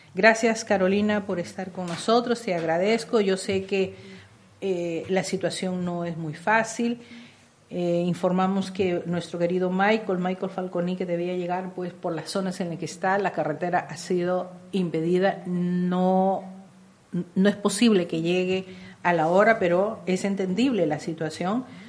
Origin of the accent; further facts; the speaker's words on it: Peru; todos somos peruanos